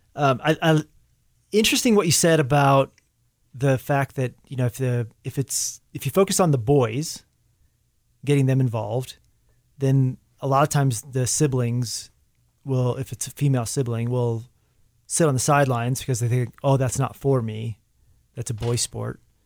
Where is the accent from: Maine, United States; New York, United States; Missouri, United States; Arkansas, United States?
Arkansas, United States; moved away; whenever I'm back in Arkansas, I always make a, a point to try to swing by the high school or get together with the cross-country team and the coach that was there, uh, is the, my coach when I was in high school is still there